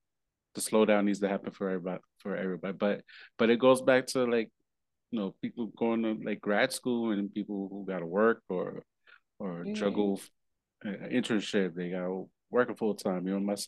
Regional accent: New York, United States; No, that's so real, especially, growing up in New York, that's be like

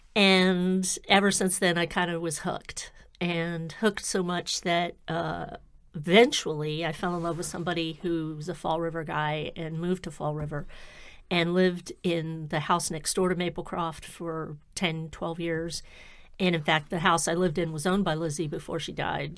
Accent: Florida, United States; now in Massachusetts, United States; I'm from Florida, so, yeah, here I live in Massachusetts now

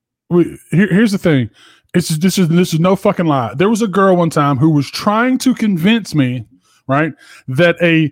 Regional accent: the South, United States; I grew up in the South

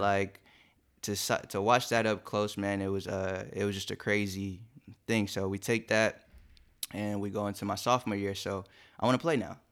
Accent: Long Beach, California, United States; also born or lived in Compton / Inglewood; I grew up in Compton and Long Beach, so, uh, and E, uh, Inglewood too

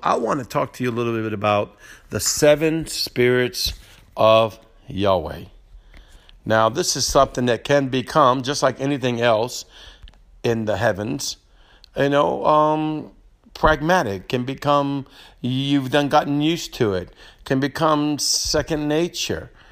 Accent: New Orleans, Louisiana, United States; moved away as an adult; now in Slidell, United States; I'm from New Orleans and Metairie area, which is the part of the big city

